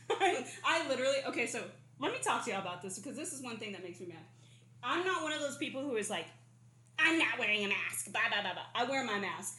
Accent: Arizona, United States; now in California, United States; I was born and raised in Arizona

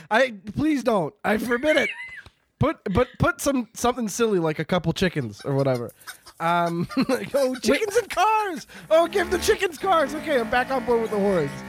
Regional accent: Canada; I'm Canadian. The Midwestern accent is basically Canadian.

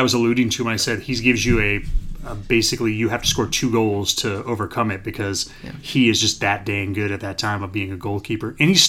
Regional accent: American Midwest, United States; accent: American Midwest; I generally talk with my American Midwest accent I have.

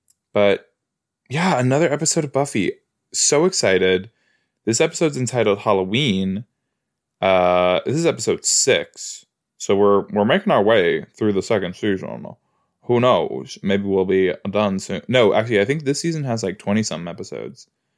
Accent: East of England, United Kingdom; I'm from West Hertfordshire, you know, I don't really know, I don't know it that well

